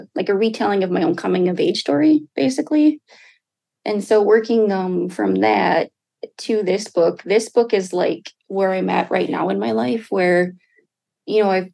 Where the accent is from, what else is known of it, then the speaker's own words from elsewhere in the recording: Red Lake Nation, Minnesota, United States; now in Duluth, United States; I'm from the Red Lake Nation, joining you today from Duluth, Minnesota